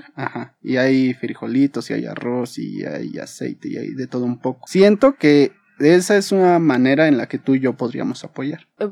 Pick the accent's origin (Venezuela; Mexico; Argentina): Mexico; uno como mexicano uno como residente